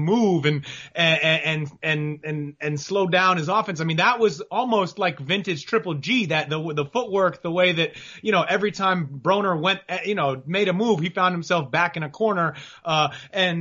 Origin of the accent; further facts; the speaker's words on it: New York, United States; moved away; I grew up in New York